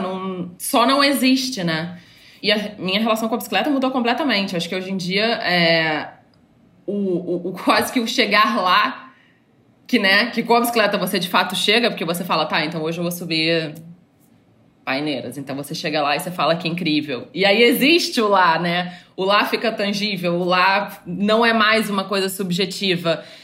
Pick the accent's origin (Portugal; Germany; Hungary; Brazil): Brazil; Rio de Janeiro; moved away as an adult; also born or lived in São Paulo; eu sou carioca, atualmente moro no Rio de novo